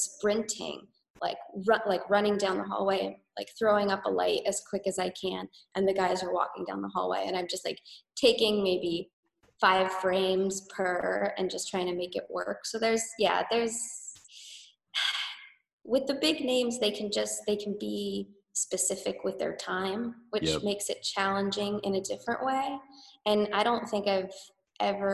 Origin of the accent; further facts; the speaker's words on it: Riverside County, Southern California, United States; I grew up in Southern California, like an hour and a half southeast of LA, like Riverside County